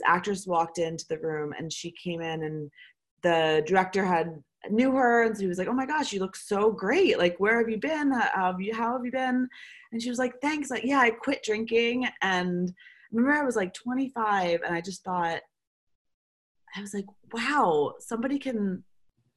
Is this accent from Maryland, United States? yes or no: yes; Baltimore, Maryland, United States; moved away as an adult; also born or lived in London / Chicago / Los Angeles / New York; now in Paris, France; I'm from Baltimore, Maryland originally. I currently live in Paris, France.